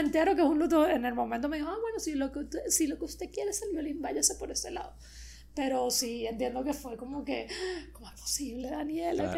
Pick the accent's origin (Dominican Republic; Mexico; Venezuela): Venezuela; moved away as an adult; now in Miami, United States; mi pueblo de Latillo, que es donde crecí